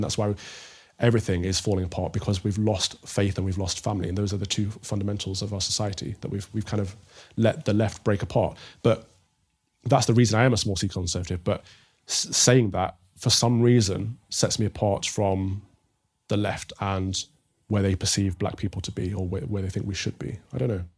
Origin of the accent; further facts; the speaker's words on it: Mansfield, East Midlands, United Kingdom; I'm from the Midlands, a small town called Mansfield in Nottinghamshire